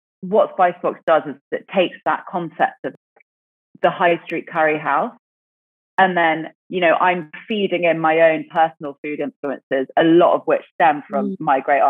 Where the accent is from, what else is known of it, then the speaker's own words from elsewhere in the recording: English countryside, England, United Kingdom; growing up in the UK, growing up in the English countryside